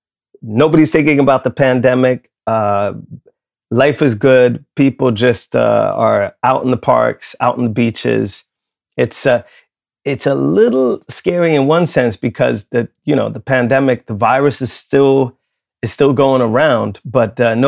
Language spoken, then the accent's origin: English; Lund, Skåne, Sweden; I grew up in Lund in Sweden. I was one of only three kids of color in my entire school for my first 6 years of school.